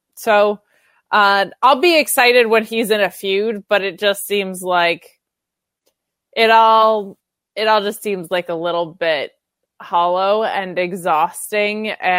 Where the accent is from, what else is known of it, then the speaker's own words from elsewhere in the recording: Northeast, United States; The Northeast.